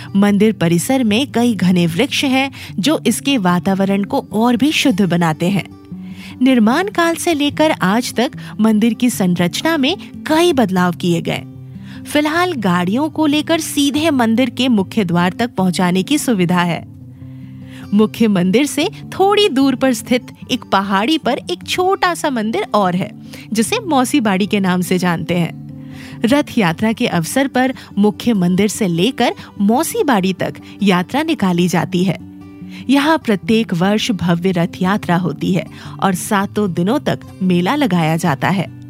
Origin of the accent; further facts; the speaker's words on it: Ranchi, Jharkhand, India; हमारे शहर रांची